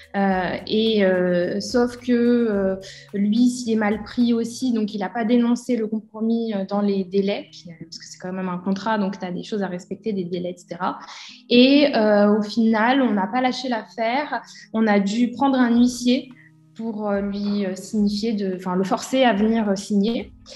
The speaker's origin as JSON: {"language": "French", "town": "Bourg-en-Bresse", "region": "Auvergne-Rhône-Alpes", "country": "France", "tie": "born or raised there", "also_born_or_lived": "Lyon, France", "moved": "as an adult", "lives_now": "Dubai, United Arab Emirates", "said": "à la base, je suis de l'Ain, euh, de Bourg-en-Bresse, et je suis allée sur Lyon pour faire mes études"}